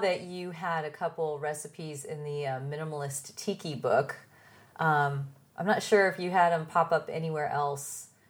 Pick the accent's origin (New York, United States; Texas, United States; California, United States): California, United States; San Diego; I'm from San Diego and then there's LA.